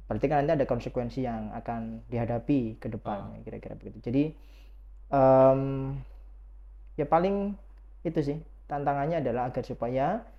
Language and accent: Indonesian; Lamongan, East Java, Indonesia; saya asli dari Jawa, uh, Lamongan